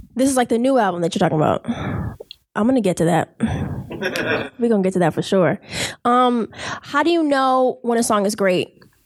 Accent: Boston, Massachusetts, United States; from Boston, as in being born and raised in Boston

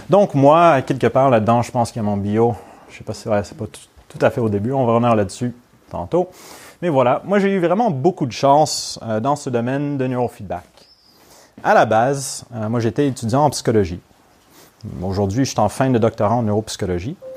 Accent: Montreal, Quebec, Canada; first language English; French is a second language; now in Lyon, France; moi je ne suis pas natif de Lyon. je suis montréalais, donc québécois, donc canadien, mais aussi anglophone.

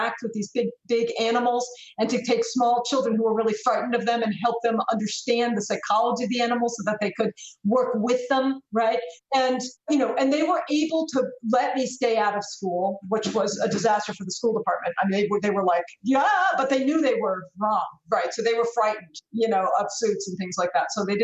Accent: United States; as an American

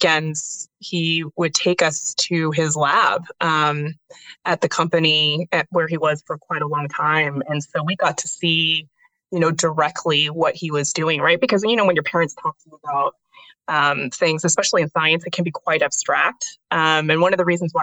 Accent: Cupertino, California, United States; also born or lived in Kentucky; I grew up actually here in the Bay Area, was born in Kentucky, but less than 5 months after I was born, I was moved to here in San Francisco.

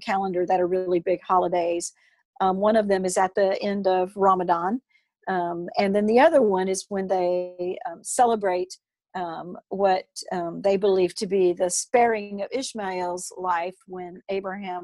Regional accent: United States; I'm an American

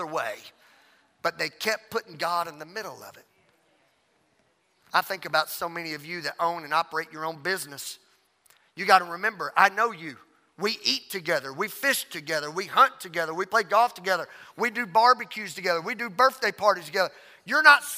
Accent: Louisiana, United States; I'm from Louisiana.

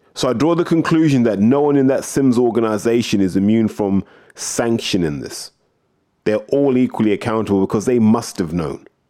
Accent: United Kingdom

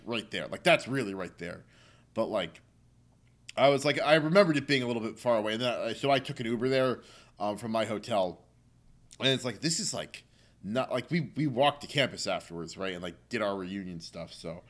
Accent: New Jersey, United States; moved away; also born or lived in Baltimore; I was coming from New Jersey, like, the land of a thousand diners

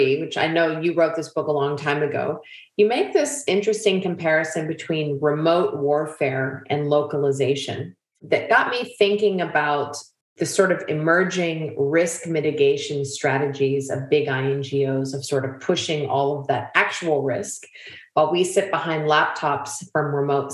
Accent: United States; accent: American; you all can hear from my accent, I'm American

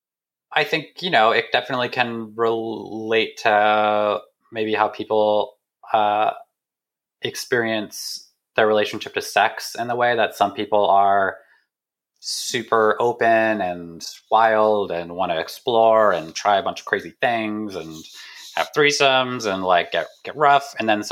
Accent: Bay Area, California, United States; I grew up in the Bay Area, so pretty close

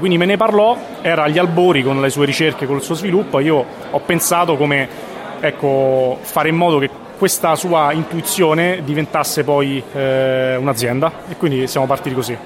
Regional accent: Latina, Lazio, Italy; moved away; also born or lived in Ascoli Piceno; sono originario di Latina

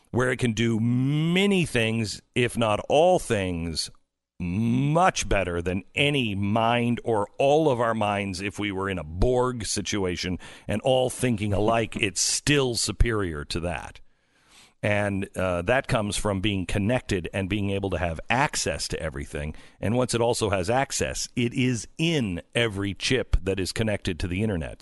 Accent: West Coast, United States; moved away; I grew up on the West Coast

